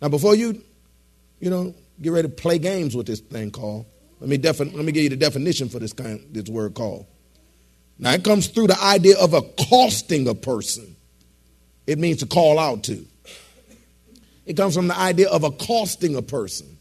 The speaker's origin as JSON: {"language": "English", "town": "Detroit", "region": "Michigan", "country": "United States", "tie": "born or raised there", "moved": "yes", "said": "I was born and raised in Detroit"}